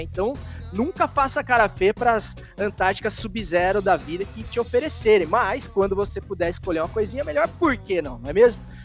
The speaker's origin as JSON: {"language": "Portuguese", "region": "interior of São Paulo", "country": "Brazil", "moved": "yes", "lives_now": "Santa Catarina, Brazil", "said": "eu sou do interior de São Paulo"}